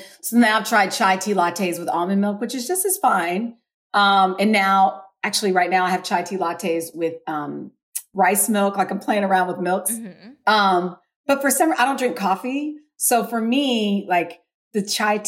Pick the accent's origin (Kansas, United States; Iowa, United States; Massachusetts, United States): Kansas, United States; Wichita; moved away as an adult; now in South Carolina, United States; I grew up in Wichita, Kansas, and it's a smaller community